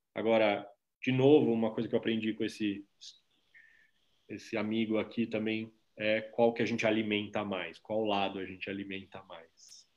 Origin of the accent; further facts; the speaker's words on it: Brazil; eu sou brasileiro e também latino-americano e também cidadão do planeta